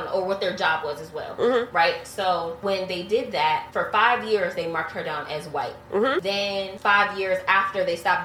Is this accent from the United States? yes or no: yes; United States; the U.S.